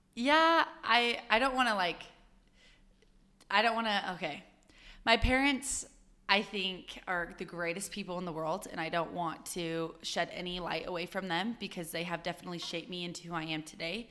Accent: Utah, United States; I'm from Utah

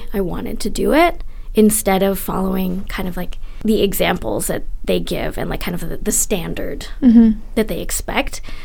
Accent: Philippines; moved away; I'm from the Philippines. I was born there and I've been back many times, but I'm not from the Cordillera

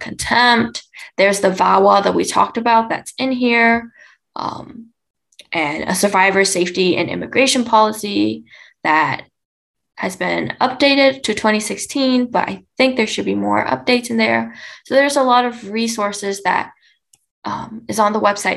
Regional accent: Fresno, California, United States; I come from Fresno, and because Fresno doesn't have a big Vietnamese population

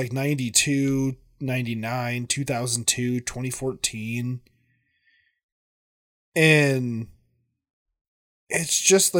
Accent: Big Ten area, Midwest, United States; I come from the Big Ten area

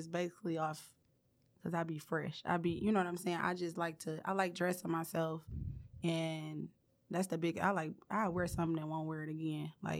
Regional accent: Detroit, Michigan, United States; I'm from Detroit. I'm from East Warren.

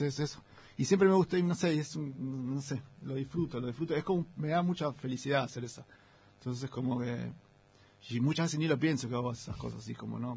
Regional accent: Remedios de Escalada, Buenos Aires Province, Argentina; Yo soy del Gran Buenos Aires, de la, una ciudad llamada Ramírez Escalada, que está en el partido de Lanús, entre Lanús y Banfield.

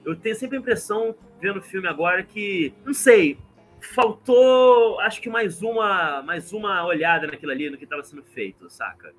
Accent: Brazil; sendo brasileiro em 2021

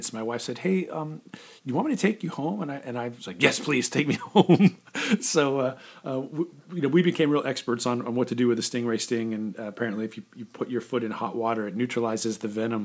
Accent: California, United States; I grew up in California, and I've been on the beach, you know, most of my life

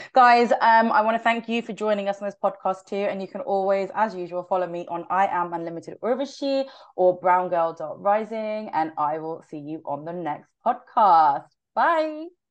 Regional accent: United Kingdom; I'm not just Indian. I'm a British born Indian.

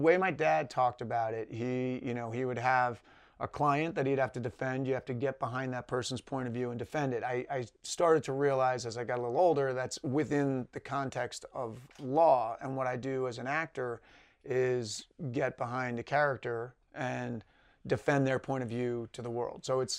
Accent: New York, United States; now in Los Angeles, United States; I'm the youngest of three. I grew up in Westchester County, New York, a little outside New York City.

